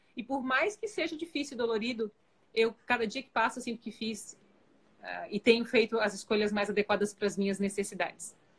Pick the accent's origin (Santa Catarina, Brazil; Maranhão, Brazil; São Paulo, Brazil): Santa Catarina, Brazil; Florianópolis; eu sou de Floripa